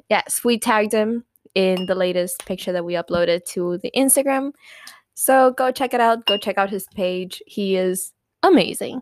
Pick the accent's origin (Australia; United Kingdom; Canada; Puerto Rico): Puerto Rico; first language Spanish; English is a second language; We we are Puerto Rican.